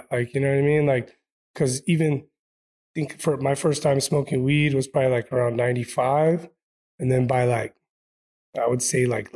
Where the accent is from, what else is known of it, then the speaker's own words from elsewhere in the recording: Inland Empire, Southern California, United States; also born or lived in Chino / Pomona / Ontario / Los Angeles; born and raised in Southern California, mainly 909 area, IE